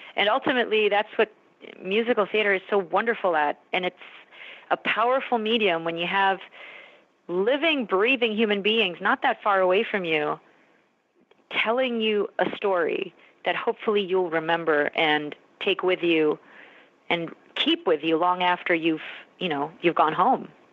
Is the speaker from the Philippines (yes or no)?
yes; Philippines; as a Filipino woman, as a woman of color